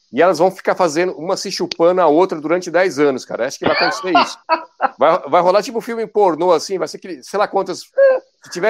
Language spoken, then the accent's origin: Portuguese; Santo André, São Paulo, Brazil; eu é sou de Santo André.